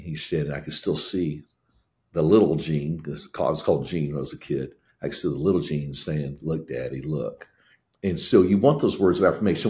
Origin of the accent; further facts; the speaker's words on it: Indiana, United States; moved away; also born or lived in Tennessee; I grew up in Indiana